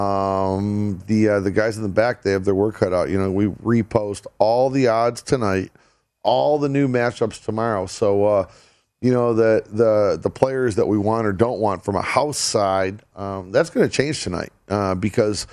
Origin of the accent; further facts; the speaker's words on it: Detroit, Michigan, United States; growing up in Detroit, listen to Ernie Harwell